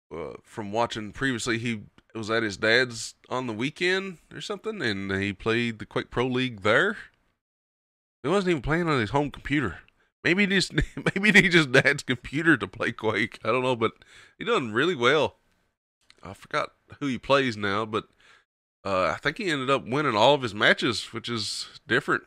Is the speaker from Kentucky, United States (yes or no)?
yes; Kentucky, United States; accent: twang; hillbilly; Southern American; I'm from Kentucky. It's just my twang.